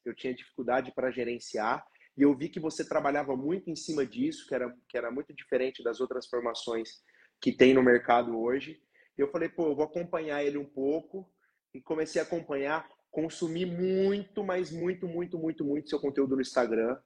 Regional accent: Londrina, Paraná, Brazil; eu sou natural aqui de Londrina, também trabalho aqui em Londrina

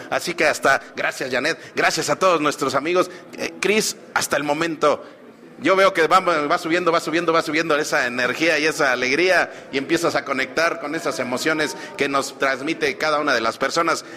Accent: State of Mexico, Mexico; la mayoría somos mexiquenses de muchísimo orgullo

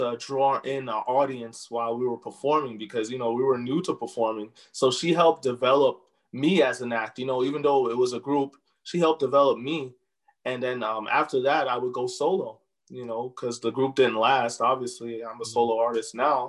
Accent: New York City, New York, United States; moved away as an adult; also born or lived in London, United Kingdom; now in El Paso, United States; I'm born and raised in New York City, and I recently came to El Paso in the last decade

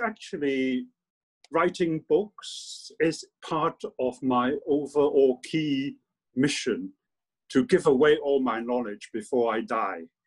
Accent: Hong Kong; moved away as an adult; also born or lived in London; I was born in Hong Kong, and I was. I did my primary and secondary education in Hong Kong.

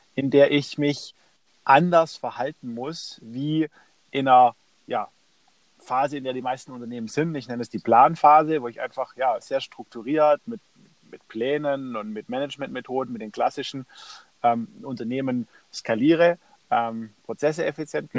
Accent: Stuttgart, Baden-Württemberg, Germany; Ich komme aus, aus Stuttgart

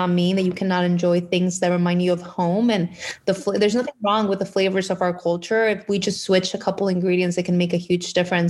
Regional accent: Mexico; moved away as an adult; also born or lived in McAllen, Texas; I was actually born and raised in Mexico. I lived in Mexico up until I was, I believe, 20 years old.

